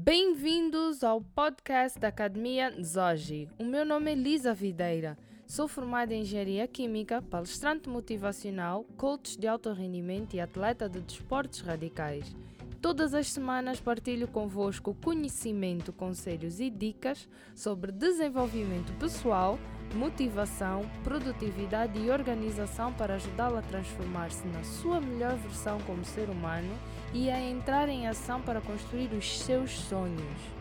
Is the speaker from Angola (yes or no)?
yes; Angola; moved away; also born or lived in England; eu quero voltar para Angola e ajudar a reconstruir o meu país